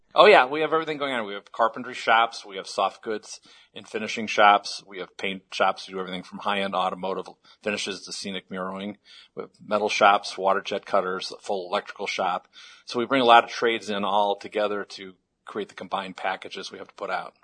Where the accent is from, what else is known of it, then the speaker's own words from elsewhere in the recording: Chicago, Illinois, United States; I'm from Chicago originally